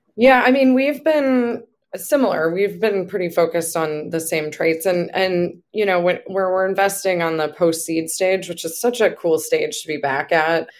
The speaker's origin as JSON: {"language": "English", "town": "Buffalo", "region": "New York", "country": "United States", "said": "I'm from Buffalo"}